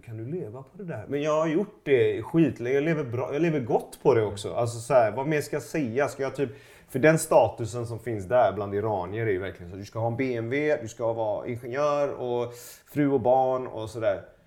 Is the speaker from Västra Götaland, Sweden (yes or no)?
yes; Gothenburg, Västra Götaland, Sweden; also born or lived in Iran; jag växte upp i, i, i Göteborg. I, i, i Pennygången i Högsbo